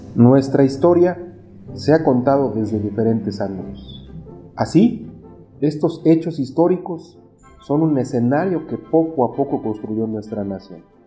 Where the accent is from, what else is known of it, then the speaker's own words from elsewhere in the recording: Mexico; Los mexicanos nos mantenemos unidos de muchas maneras